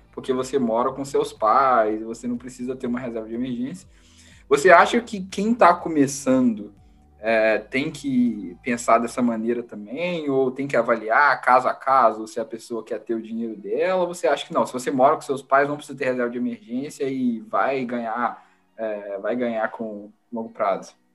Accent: Brazil; now in United States

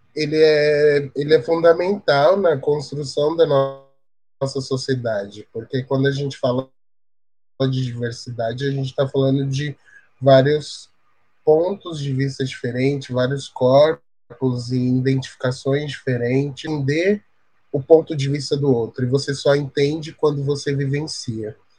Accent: São Paulo, Brazil; eu sou da Zona Sul, é, inter claros da periferia de São Paulo

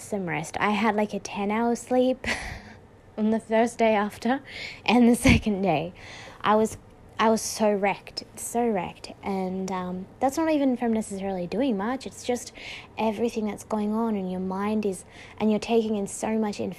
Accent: Australia; I'm from Australia.

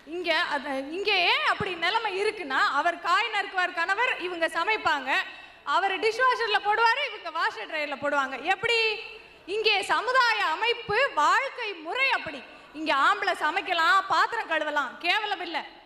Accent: Madurai, Tamil Nadu, India; first language Tamil; moved away as an adult; now in United States; கோயில் நகரமான மதுரை நகரிலே பிறந்த எனக்கு

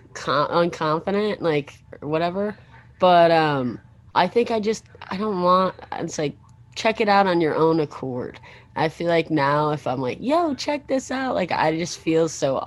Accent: Chicagoland, Illinois, United States; Remember, I'm not from Chicago, but I'm from Chicagoland.

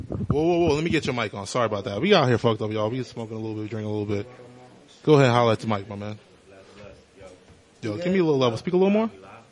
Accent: Atlanta, Georgia, United States; also born or lived in Far Rockaway, New York; I'm from Far Rockaway, moved down here when I was about 9, 10 years old. And I consider myself from Atlanta also.

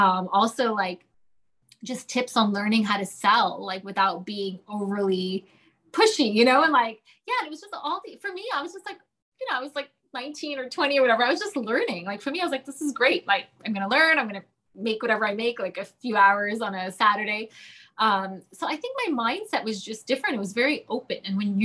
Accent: Toronto, Ontario, Canada; moved away as an adult; now in London, United Kingdom; the minute I moved to London from Toronto, all I remember, honestly, when I was 18 or whenever I moved, was like $3 to a pound.

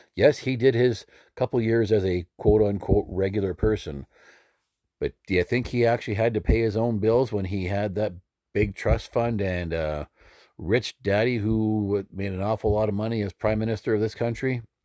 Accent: Alberta, Canada; now in Saskatchewan, Canada; I was born and raised in Alberta and currently live in Saskatchewan

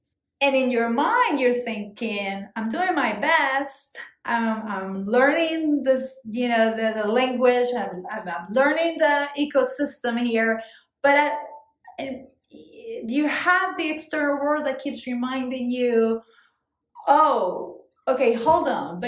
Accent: New York, United States; I'm from New York. No, like, really, where are you from?

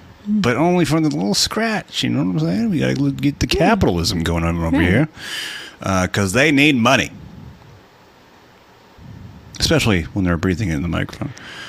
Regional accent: California, United States; I'm from California.

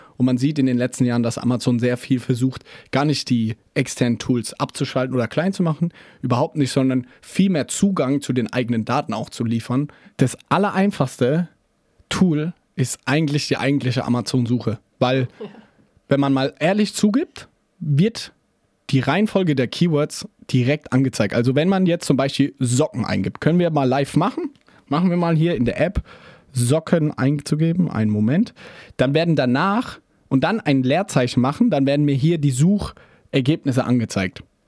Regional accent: Germany; Wir als Deutsche

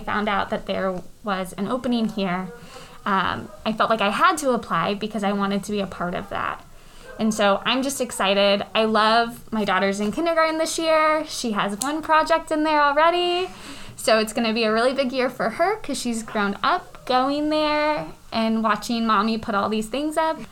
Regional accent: North Kansas City, Missouri, United States; I grew up in the North Kansas City School District

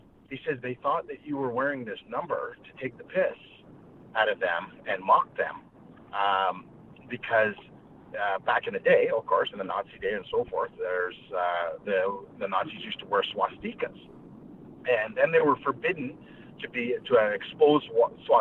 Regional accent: Western Canada, Canada; also born or lived in Washington, D.C., United States; I grew up in Western Canada.

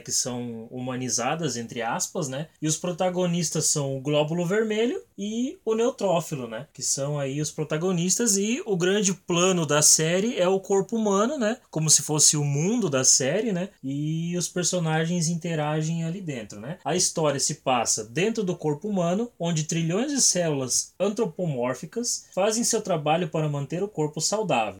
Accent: Guarujá do Sul, Santa Catarina, Brazil; Eu sou de Guarujá do Sul, Santa Catarina.

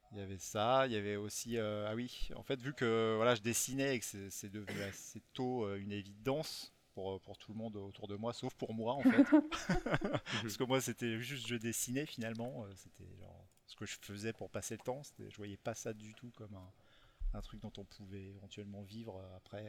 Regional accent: Rochefort, Nouvelle-Aquitaine, France; je viens de, de Rochefort-sur-Mer, de La Rochelle

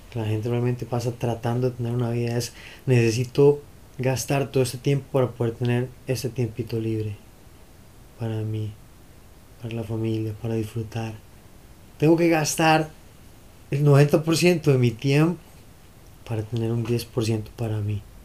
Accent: Costa Rica; volver a ser ticos

